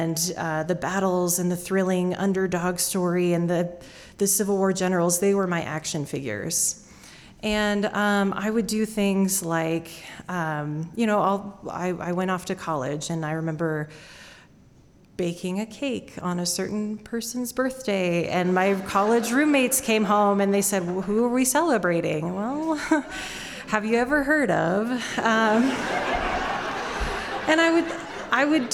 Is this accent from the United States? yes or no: yes; Idaho, United States; Growing up in Idaho